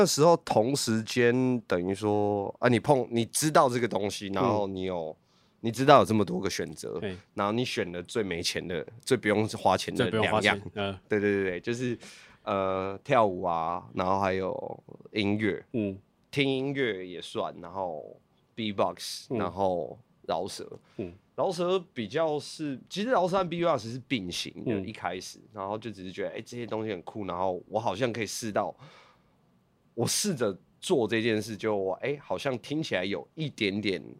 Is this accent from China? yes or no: no; Hsinchu, Hsinchu City, Taiwan; 对，我新竹人。